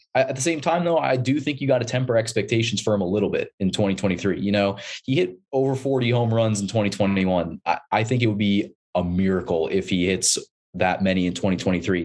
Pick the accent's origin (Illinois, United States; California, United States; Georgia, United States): California, United States; San Diego; moved away as an adult; now in Portland, United States; I grew up in San Diego, diehard Padres fan